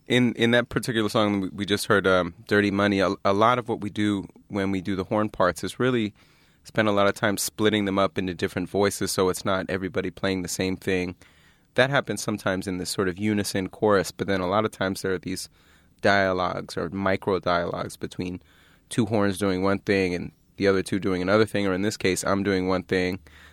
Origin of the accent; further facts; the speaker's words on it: Philadelphia, Pennsylvania, United States; I grew up in Philadelphia.